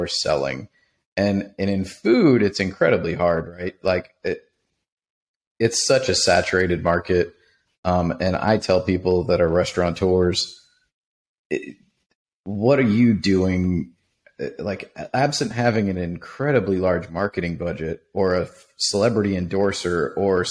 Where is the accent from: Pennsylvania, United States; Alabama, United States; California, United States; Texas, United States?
Pennsylvania, United States; Pittsburgh; when I was a kid growing up in Pittsburgh